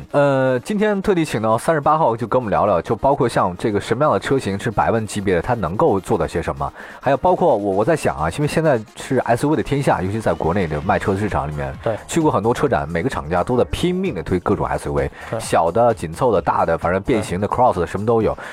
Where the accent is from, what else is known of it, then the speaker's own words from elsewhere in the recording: China; 我们中国人都觉得这个车越好